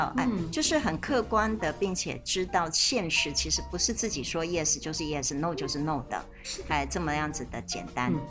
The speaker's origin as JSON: {"language": "Chinese", "country": "China", "said": "可是其实我们中国人的婚姻是没有这个询问的，对不对？"}